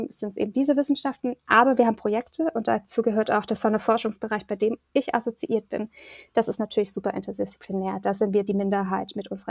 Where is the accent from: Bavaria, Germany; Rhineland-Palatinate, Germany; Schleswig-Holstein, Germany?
Bavaria, Germany; Erlangen; now in Bonn, Germany; Also ich komme jetzt aus Erlangen, da wurde das auch schon so gelebt und geprägt, aber in Bonn jetzt mit, mit der Gruppe ist es schon nochmal forcierter